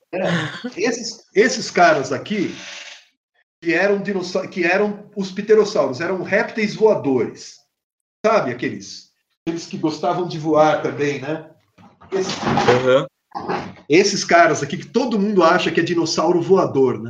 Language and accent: Portuguese; Brazil; also born or lived in São Paulo; eu sou brasileiro